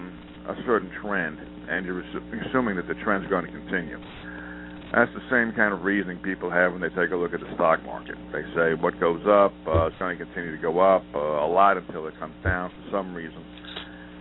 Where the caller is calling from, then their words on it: Montana, United States; I'm Montana.